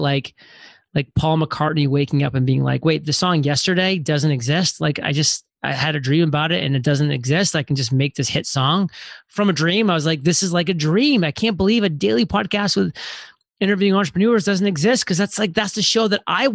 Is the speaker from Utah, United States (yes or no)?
no; Maine, United States; moved away as an adult; I'm from Maine, very small, tiny town, spent the first 18 years there